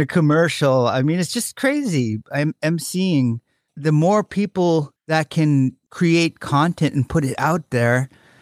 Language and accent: English; Bethel, Alaska, United States; my good friend, Delon Chavez, who we grew up together in Bethel